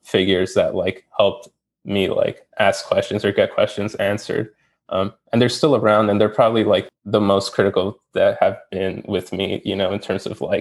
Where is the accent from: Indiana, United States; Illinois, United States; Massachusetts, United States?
Illinois, United States; Chicago; I'm from Chicago, Illinois, the Gage Park neighborhood to be specific